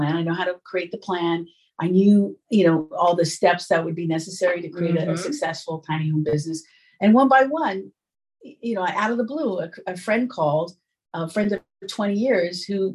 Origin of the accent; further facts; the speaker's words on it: New York City, New York, United States; moved away as an adult; also born or lived in Long Island; I'm from New York. Yeah. And I grew up in New York City, and then I moved to the suburbs of Long Island